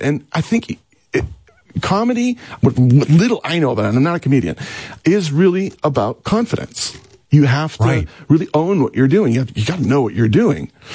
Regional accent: Canada; moved away; also born or lived in Seattle / Los Angeles; I'm Canadian.

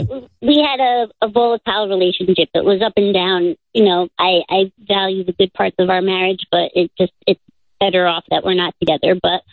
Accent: Long Island, New York, United States; I'm Jewish. I grew up on Long Island

